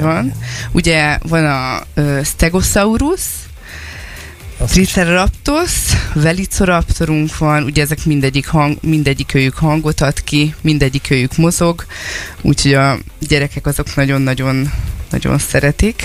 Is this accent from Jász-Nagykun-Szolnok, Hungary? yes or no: no; Ásotthalom, Csongrád-Csanád, Hungary; Ásotthalmon lakunk, ott is nőttünk föl